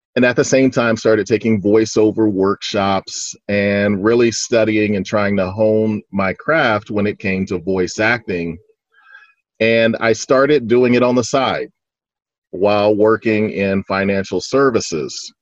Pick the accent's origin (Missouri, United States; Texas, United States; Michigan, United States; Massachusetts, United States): Texas, United States; Fort Worth; now in Dallas, United States; I was born and raised in Fort Worth, Texas.